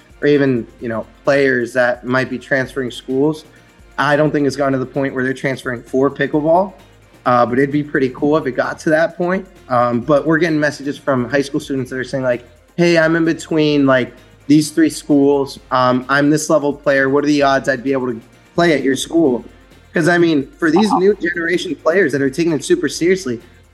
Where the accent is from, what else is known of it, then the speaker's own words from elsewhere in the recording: Pittsburgh, Pennsylvania, United States; I'm from Pittsburgh